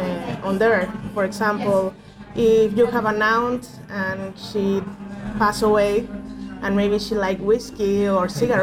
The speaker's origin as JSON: {"language": "English", "region": "Mexico City", "country": "Mexico", "said": "I'm from Mexico City. It's the biggest city of Mexico. So basically, it's a monster city."}